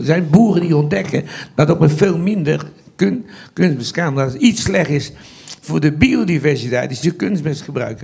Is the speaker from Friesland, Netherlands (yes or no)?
no; Vianen, Utrecht, Netherlands; also born or lived in Hagestein; now in Westpolder, Netherlands; Ik ben geboren in Vianen op een klein stadsboerderijtje. En dan zijn we in, eh, zeventig verhuisd naar, eh, Harenstein